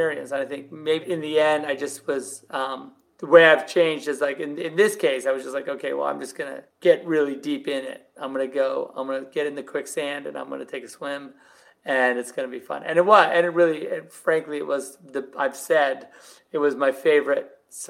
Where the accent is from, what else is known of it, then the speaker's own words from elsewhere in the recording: Southern California, United States; I'm from Southern California